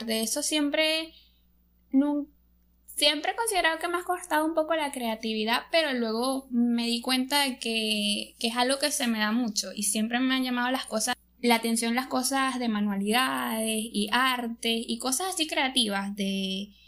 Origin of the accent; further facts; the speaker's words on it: Venezuela; Soy de Venezuela.